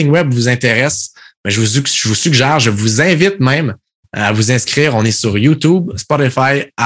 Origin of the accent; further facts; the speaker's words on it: Quebec, Canada; moved away as an adult; ça fait quatre ans en fait que je, que je suis parti du Québec, puis je me promène partout à travers le monde